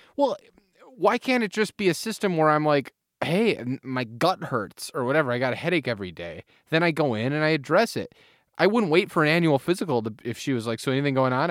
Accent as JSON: {"language": "English", "country": "United States", "tie": "born or raised there", "moved": "yes", "said": "my hometown of Manoa"}